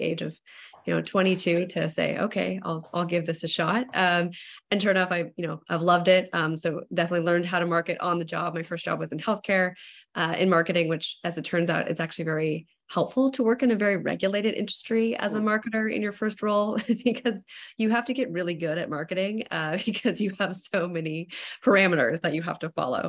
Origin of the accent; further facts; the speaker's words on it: Walnut Creek, California, United States; my hometown of Walnut Creek, which is in the East Bay, that's in East Bay area, Northern California